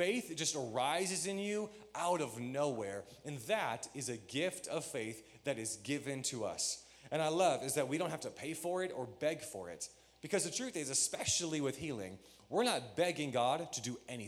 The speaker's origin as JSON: {"language": "English", "region": "Michigan", "country": "United States", "tie": "born or raised there", "said": "When I grew up, I grew up in Michigan"}